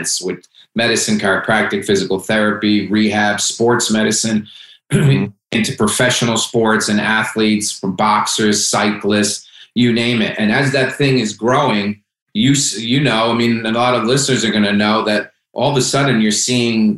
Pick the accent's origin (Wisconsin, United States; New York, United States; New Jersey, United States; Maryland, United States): New Jersey, United States; Hackensack; I came from Hackensack, New Jersey. It's Italian neighborhood. My family lived in five houses within walking distance, and we lived on a corner